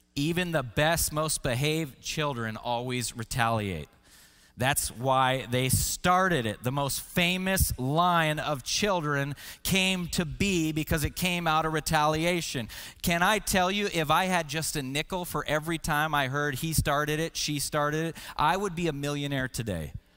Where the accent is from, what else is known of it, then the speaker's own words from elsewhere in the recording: Washington, United States; I grew up in Washington State and I loved to hike